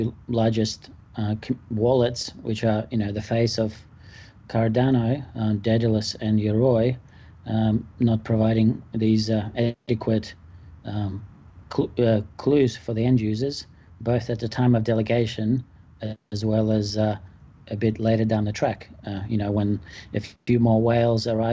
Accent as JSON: {"language": "English", "town": "Melbourne", "region": "Victoria", "country": "Australia", "said": "I am from Melbourne, Australia."}